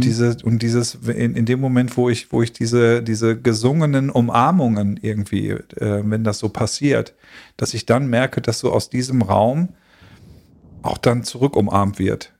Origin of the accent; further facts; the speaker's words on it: Schleswig-Holstein, Germany; für mich als geborenen norddeutschen Holsteiner